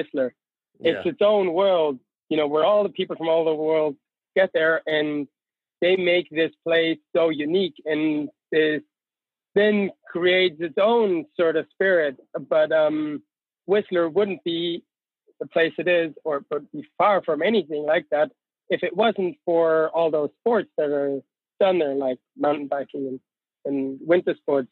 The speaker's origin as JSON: {"language": "English", "area": "near Austria and Switzerland", "region": "Bavaria", "country": "Germany", "tie": "born or raised there", "moved": "as an adult", "lives_now": "Innsbruck, Austria", "said": "Yes, I'm from Germany. Actually, all the way down south, close to Austria and Switzerland in that triangle. So where the Alps really start, that's where I grew up."}